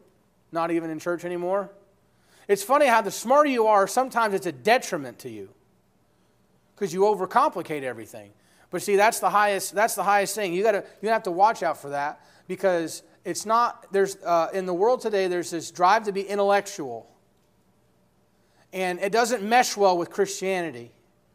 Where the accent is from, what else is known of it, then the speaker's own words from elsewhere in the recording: New York, United States; I'm from New York